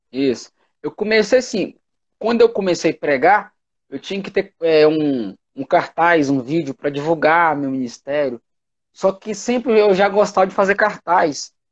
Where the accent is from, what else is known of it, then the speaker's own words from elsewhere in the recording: Itapetinga, Bahia, Brazil; moved away as an adult; Eu sou, eu sou da Bahia, né? Aí eu vim morar em Minas. De Itapetininga, né? Itapetinga. Itapetinga. Aí eu saí da minha cidade e vim morar em Minas, né?